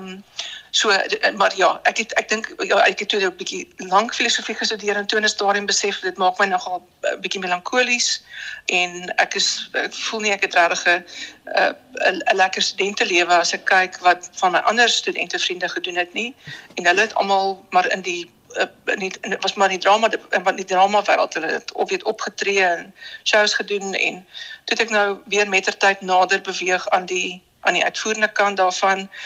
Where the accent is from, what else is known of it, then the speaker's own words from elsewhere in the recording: Bloemfontein, Free State, South Africa; moved away; also born or lived in Bellville / Cape Town / Danielsrus; ek het hoofsaaklik groot geword in die Vrystaat